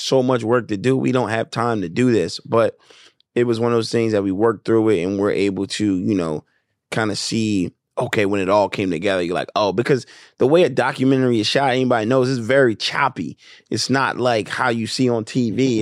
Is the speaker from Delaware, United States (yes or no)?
yes; Wilmington, Delaware, United States; moved away as an adult; also born or lived in Atlanta, Georgia; I grew up in Wilmington, Delaware